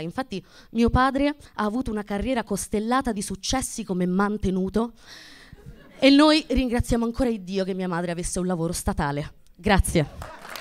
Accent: Abruzzo, Italy; moved away; vengo dall'Abruzzo

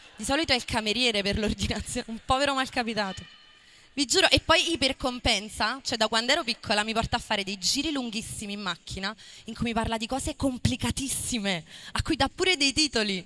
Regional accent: Marigliano, Campania, Italy; io sono nata e cresciuta a Marigliano perché i miei genitori sono di là

